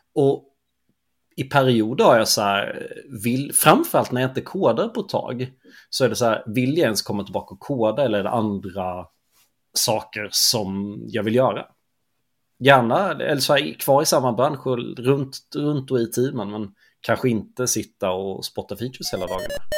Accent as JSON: {"language": "Swedish", "region": "Småland", "country": "Sweden", "said": "Jag är ju smålänning"}